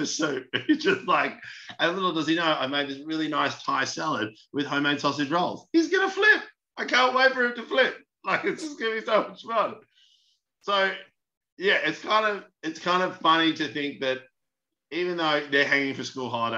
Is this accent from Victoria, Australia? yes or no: yes; Melbourne, Victoria, Australia; I'm from Melbourne.